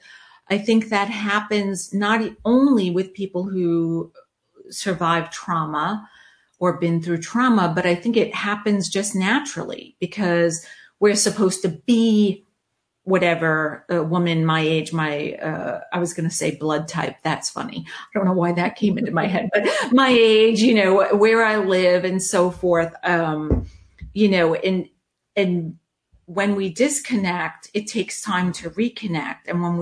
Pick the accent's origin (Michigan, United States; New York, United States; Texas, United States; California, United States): New York, United States; now in Charlotte, United States; I came from New York. My husband came from DC. We met in Charlotte, married, had our son, adopted our daughter, and life was fabulous.